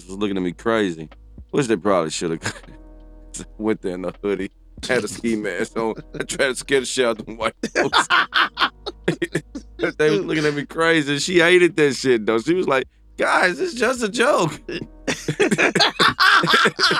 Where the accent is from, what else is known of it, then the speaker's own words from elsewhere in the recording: Memphis, Tennessee, United States; I'm from Memphis.